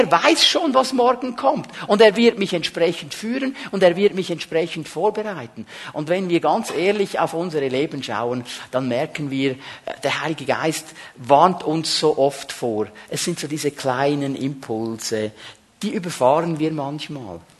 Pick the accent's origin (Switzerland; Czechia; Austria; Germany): Switzerland; manchmal sind wir Schweizer Christen so extrem ausgerichtet auf das Übernatürliche